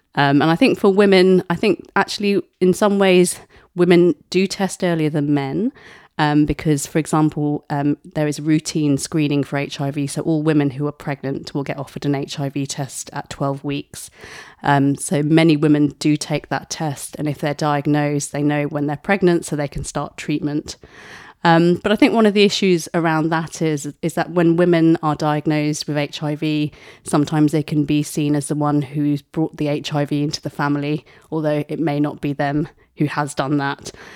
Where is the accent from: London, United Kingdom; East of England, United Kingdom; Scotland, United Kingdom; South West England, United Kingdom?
East of England, United Kingdom; Essex; also born or lived in Mumbai, India; I was born in Bombay, moved to Essex when I was two